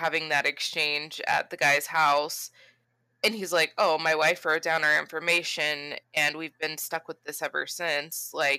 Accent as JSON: {"language": "English", "region": "Florida", "country": "United States", "said": "we're from Florida"}